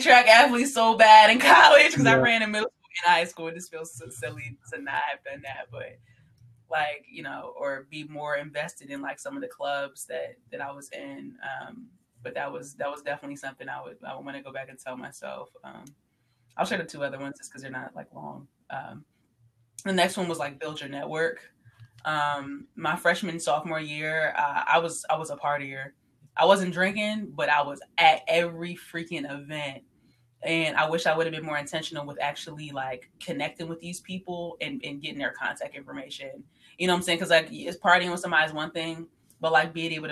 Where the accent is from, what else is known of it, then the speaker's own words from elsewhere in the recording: New Jersey, United States; I came from South Jersey